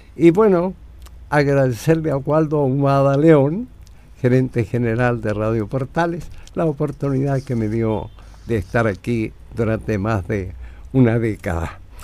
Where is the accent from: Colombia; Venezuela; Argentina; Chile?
Chile; San Antonio, Valparaíso; moved away; regreso a mi tierra, a San Antonio